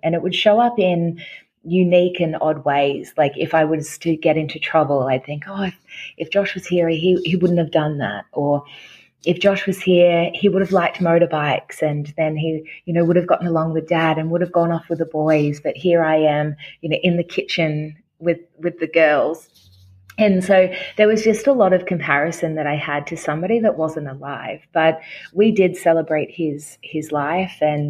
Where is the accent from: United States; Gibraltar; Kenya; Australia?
Australia; now in Gold Coast, Australia; I'm from Australia. I am based on the Gold Coast